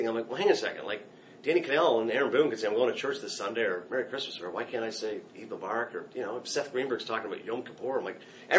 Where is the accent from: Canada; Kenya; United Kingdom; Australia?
Canada; moved away as an adult; now in United States; I'm Canadian, so I did not cast a vote.